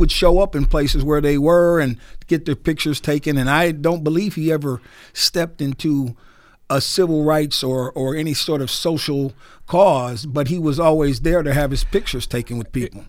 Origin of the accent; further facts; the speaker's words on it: Newark, New Jersey, United States; moved away; also born or lived in New York; I was raised in Newark, New Jersey